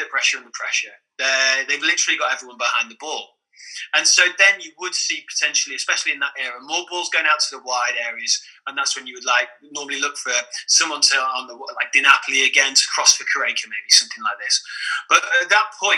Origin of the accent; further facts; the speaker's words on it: England, United Kingdom; as an Englishman